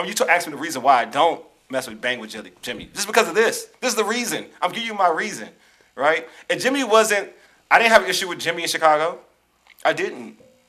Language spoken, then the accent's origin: English; Nigeria; I'm Nigerian.